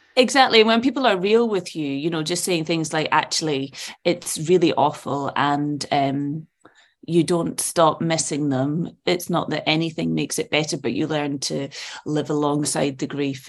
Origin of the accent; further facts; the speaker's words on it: Edinburgh, Scotland, United Kingdom; also born or lived in Malaysia / Saudi Arabia; I grew up in Portobello, which is Edinburgh's seaside